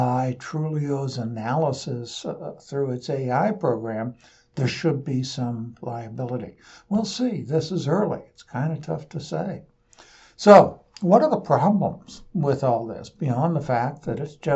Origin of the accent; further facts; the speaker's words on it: Portland, United States; I'm from Portland.